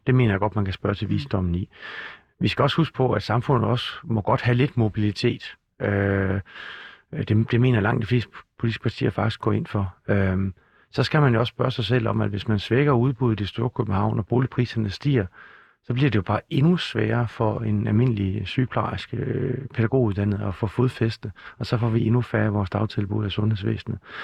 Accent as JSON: {"language": "Danish", "town": "Skive", "region": "Central Denmark Region", "country": "Denmark", "said": "Skive, hvor jeg kommer fra"}